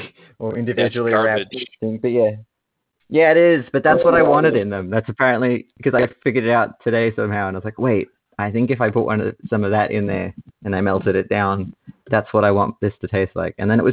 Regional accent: Australia; I'm I'm Australian, and Sharky is as well.

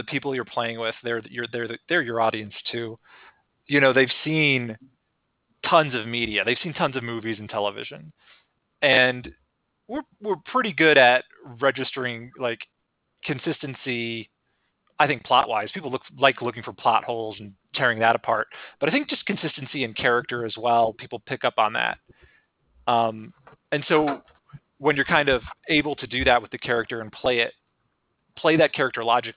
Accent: Denver, Colorado, United States; I'm from Denver

